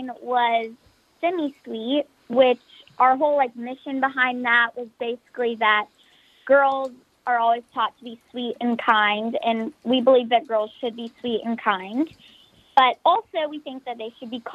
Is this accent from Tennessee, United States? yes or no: yes; Nashville, Tennessee, United States; I was born here in Nashville, and I've never moved since, so I've been here the whole time besides when I filmed